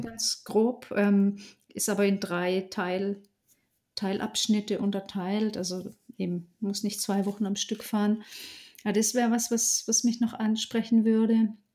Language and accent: German; Southern Black Forest, Baden-Württemberg, Germany; also born or lived in Allgäu; im Südschwarzwald dann eben in meiner Heimat